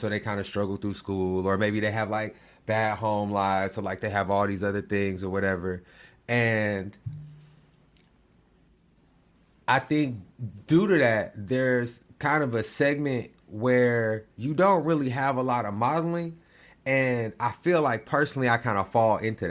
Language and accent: English; Lawton, Oklahoma, United States; I'm from Lawton.